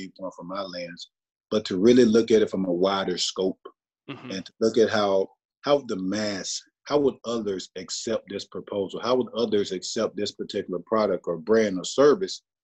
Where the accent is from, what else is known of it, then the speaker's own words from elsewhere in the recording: Aberdeen, Mississippi, United States; I'm just a small town country boy again from Aberdeen